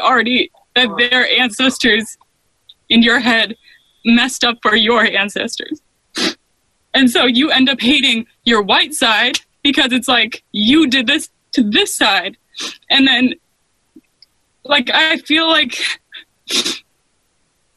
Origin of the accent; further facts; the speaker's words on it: Maine, United States; also born or lived in New Mexico / Washington, D.C.; I was born in New Mexico, so Hispanic and white, and then I moved to Maine